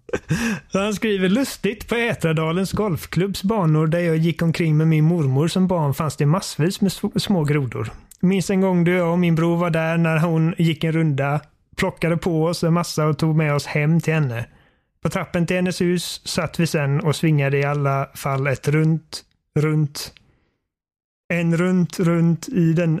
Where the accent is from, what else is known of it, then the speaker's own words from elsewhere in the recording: Sweden; Jag är svensk.